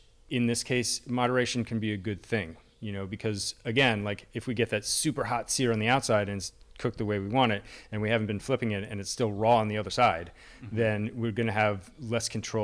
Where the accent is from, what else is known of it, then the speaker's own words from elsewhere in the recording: Allentown, Pennsylvania, United States; I grew up in Allentown, and the Iacocca family has Yakko's as like the local hot dog chain